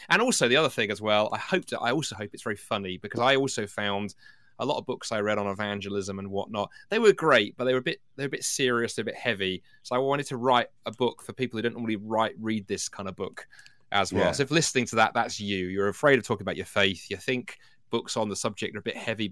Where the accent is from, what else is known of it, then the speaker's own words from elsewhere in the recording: London, United Kingdom; my first job 25 years ago was working for a hospital in London where I grew up